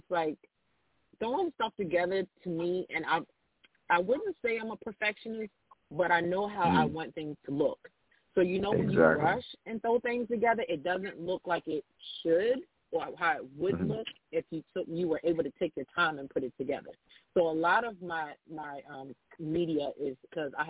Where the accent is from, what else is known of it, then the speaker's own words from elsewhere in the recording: Baltimore, Maryland, United States; I'm from Baltimore